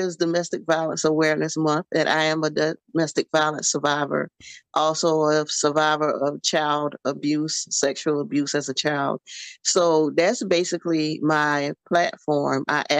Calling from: Savannah, Georgia, United States; Savannah, Georgia.

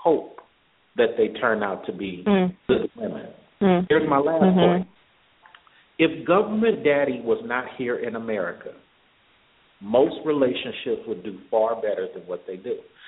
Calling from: Atlanta, Georgia, United States; calling from Atlanta.

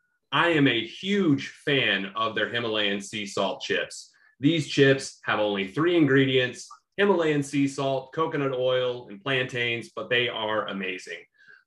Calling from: Oklahoma City, Oklahoma, United States; you know, I'm recording from Oklahoma City in Oklahoma.

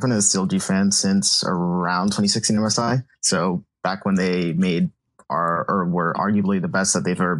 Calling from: Connecticut, United States; I'm in Connecticut right now.

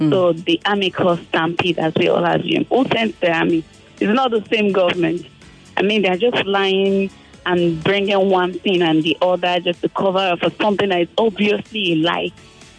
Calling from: Lagos, Nigeria; I'm calling from Lekki.

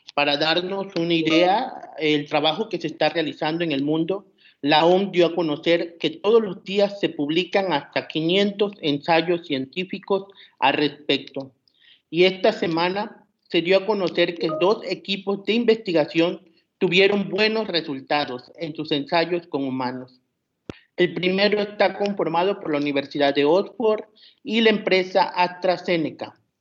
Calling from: Tabasco, Mexico; Saludos desde Tabasco, en representación de la Red Mexicana de Periodistas de Ciencia.

